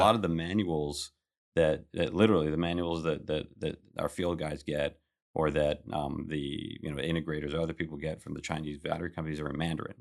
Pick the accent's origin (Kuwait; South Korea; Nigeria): Kuwait; moved away; I was born in Kuwait.